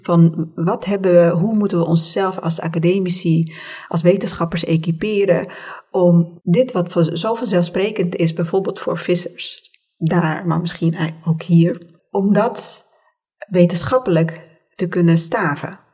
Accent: Tunisia; now in Netherlands; als kind toen ik in Tunesië woonde

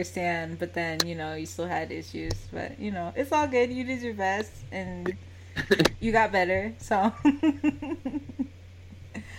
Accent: United States; I'm American

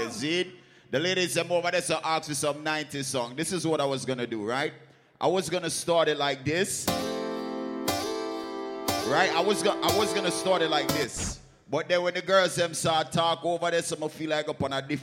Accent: Jamaica; I'm born and raised in Jamaica

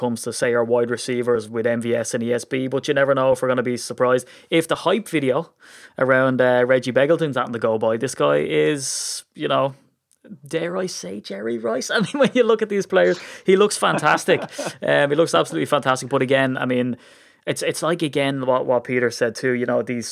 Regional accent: Ireland; I'm Irish

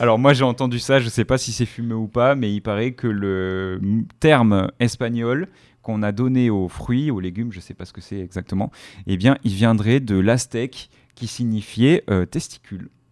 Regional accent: France; chez nous en France

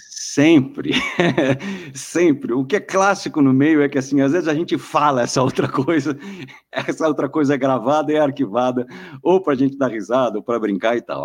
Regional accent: Guarujá, São Paulo, Brazil; moved away as an adult; now in São Paulo, Brazil; Eu sou do Guarujá, do litoral eu vim para cá para fazer rádio

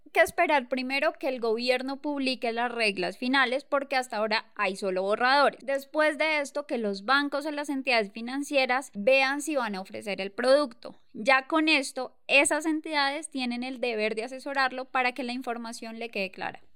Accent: Colombia; como buenos colombianos

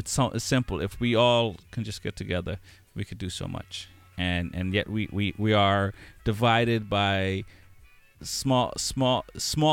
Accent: Boston, Massachusetts, United States; Growing up in Boston and in the times that we grew up, it's like we knew what the cops were like

